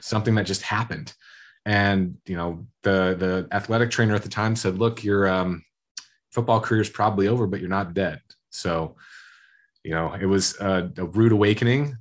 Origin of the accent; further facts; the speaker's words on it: Iowa, United States; growing up in Iowa is very blue collar, farmer factory